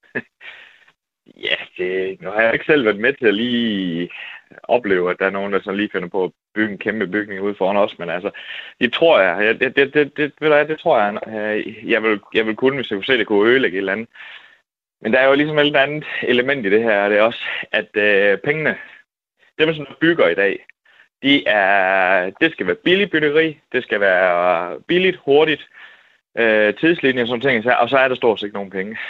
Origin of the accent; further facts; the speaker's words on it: Vojens, Southern Denmark, Denmark; moved away; min gamle hjemby. Altså, øh, jeg boede i Vojens